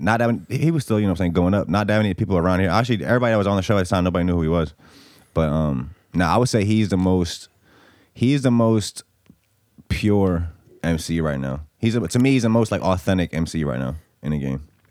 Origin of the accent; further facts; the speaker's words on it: Bosnia & Herzegovina; now in United States; I'm from Bosnia.